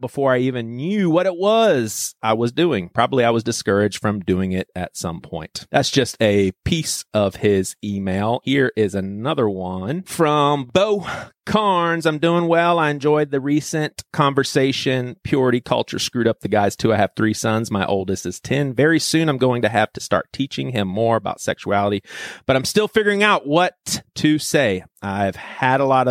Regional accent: Charleston, South Carolina, United States; Robbie and I, we're both from Charleston, South Carolina

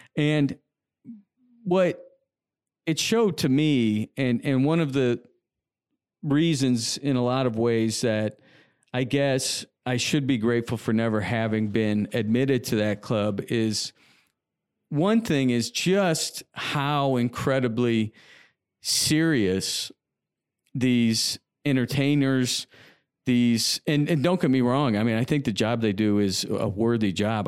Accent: Indianapolis, Indiana, United States; moved away as an adult; also born or lived in Los Angeles; being born and raised in Indiana

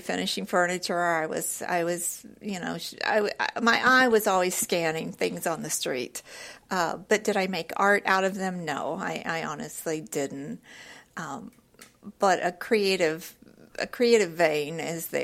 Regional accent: Houston, Texas, United States; I grew up in Houston

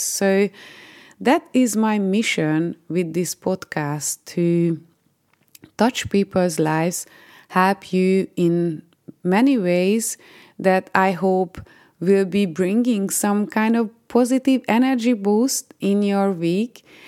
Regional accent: Hungary; moved away as an adult; now in United Kingdom; I am originally from Hungary and I've been living in the UK for 14 years.

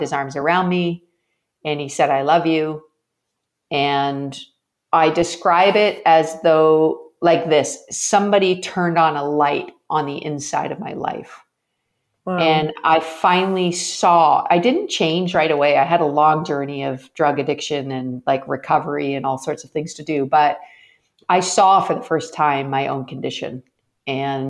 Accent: Canada; I'm Canadian, and in Canada, hockey night in Canada was a big deal when I was growing up

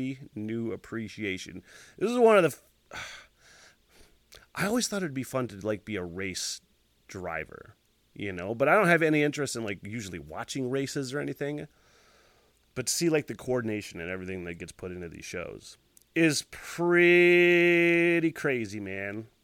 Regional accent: Northern Michigan, United States; I'm from Northern Michigan

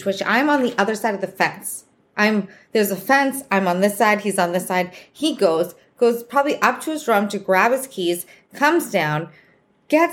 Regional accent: Boston, Massachusetts, United States; accent: Boston; I'm from Boston. So if you notice my accent, that's where it's from

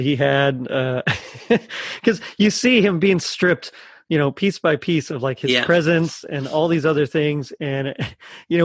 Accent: United States; I'm just an American.

